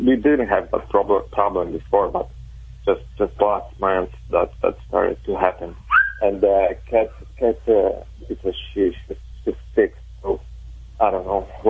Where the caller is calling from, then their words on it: Chicago, Illinois, United States; Chicago, Illinois.